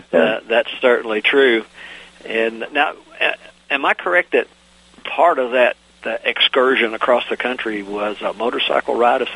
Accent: East Coast, United States; moved away; being an East Coaster living in the mountains

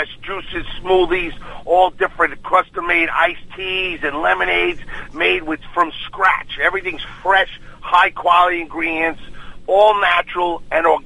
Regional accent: New York City, New York, United States; a couple of my friends moved to Duluth that I grew up with in Queens

